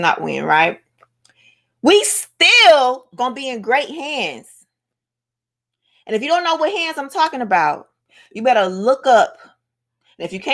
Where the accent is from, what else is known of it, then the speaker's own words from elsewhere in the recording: Miami, Florida, United States; I'm from Miami. I'm not from Florida. I'm from Miami, Dade County, United States of America.